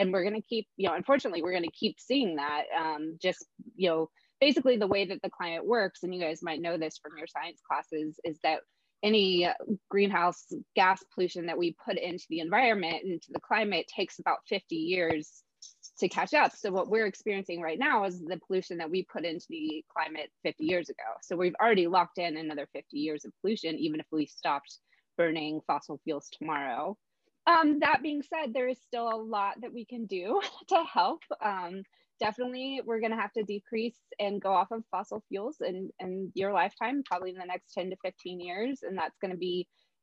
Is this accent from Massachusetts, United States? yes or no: no; Western North Carolina, United States; now in Pensacola, United States; I grew up in Western North Carolina.